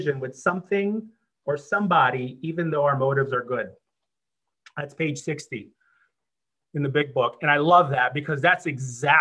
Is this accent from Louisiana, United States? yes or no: no; Chicago, Illinois, United States; moved away as an adult; also born or lived in Los Angeles; I'm originally from Chicago. I'd moved to Los Angeles.